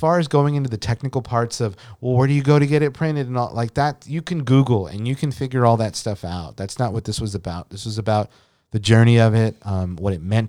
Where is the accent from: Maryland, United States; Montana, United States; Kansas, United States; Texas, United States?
Texas, United States; Kingsville; he is from my hometown, and where Elena currently lives now.